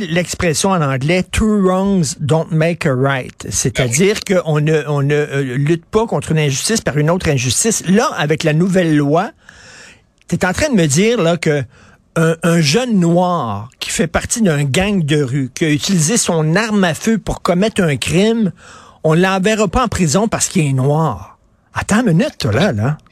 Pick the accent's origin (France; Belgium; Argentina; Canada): Canada; Montreal, Quebec; J'ai grandi à Verdun